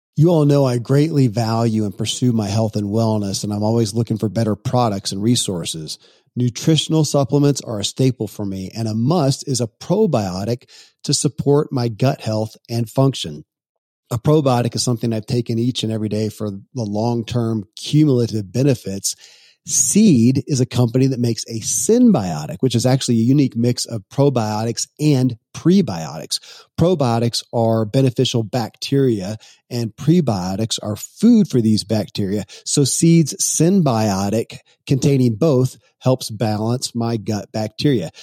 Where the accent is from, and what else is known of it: Kentucky, United States; born or raised there